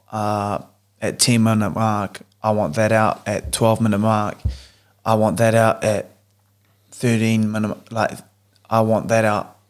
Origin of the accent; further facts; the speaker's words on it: New Zealand; moved away as an adult; three Kiwi boys who have decided to move to the other side of the world, um, growing up together, going to the same school together